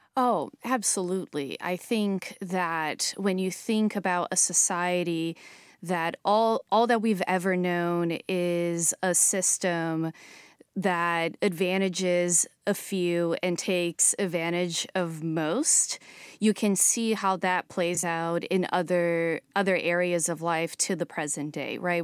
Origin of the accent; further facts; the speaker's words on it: São Paulo, Brazil; moved away; growing up in Brazil in the nineties